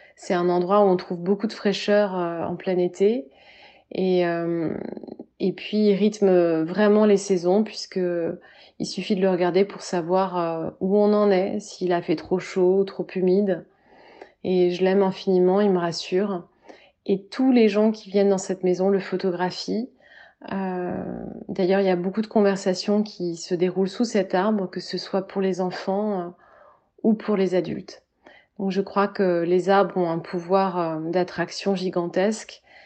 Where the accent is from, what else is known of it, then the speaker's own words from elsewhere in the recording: Orléans, Centre-Val de Loire, France; now in Paris, France; je vis aujourd'hui à Paris, mais je suis née à Orléans.